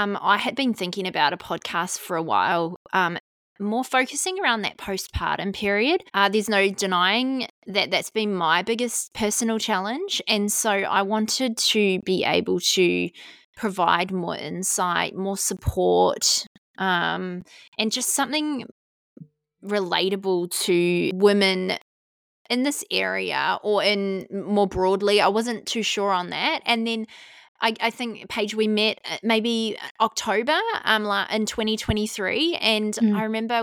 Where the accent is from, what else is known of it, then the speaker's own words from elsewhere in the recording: New Zealand; moved away as an adult; also born or lived in Western Australia; now in Maitland, Australia; We are from New Zealand, both of us. We spent our teenage years and in our early 20s